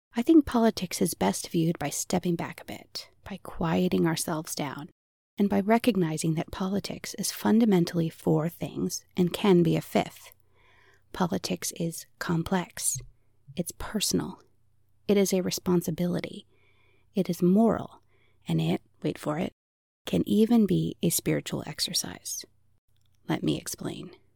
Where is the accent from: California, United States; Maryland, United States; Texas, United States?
Maryland, United States; I come from a very Republican, very politically active family in Maryland. My grandfather held public office and my family helped with his campaigns, so I grew up surrounded by the trappings and talk of political life